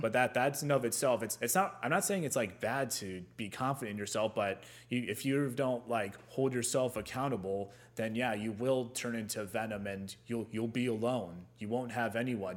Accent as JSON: {"language": "English", "region": "Ohio", "country": "United States", "said": "I'm from Ohio"}